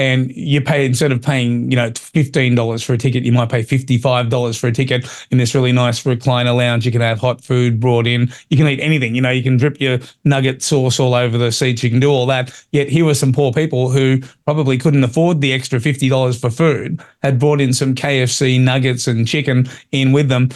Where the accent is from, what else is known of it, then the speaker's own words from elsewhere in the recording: Australia; as an Australian